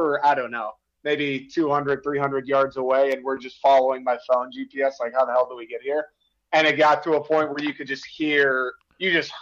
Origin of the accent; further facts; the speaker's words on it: Michigan, United States; I grew up in Michigan